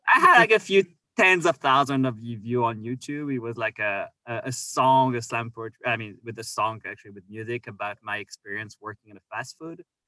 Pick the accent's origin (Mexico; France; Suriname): France; Orléans, Centre-Val de Loire; moved away as an adult; also born or lived in Victoria, Canada; now in Canada; I am from France, and uh, so I grew up in Orléans